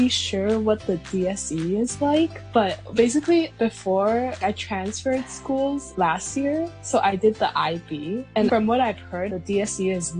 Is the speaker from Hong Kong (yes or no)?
yes; Hong Kong; also born or lived in Shenzhen; So I was born in Hong Kong. And then my family went to Shenzhen, so I went to kindergarten there, but it was still like an international school. And then I came back to Hong Kong for like primary school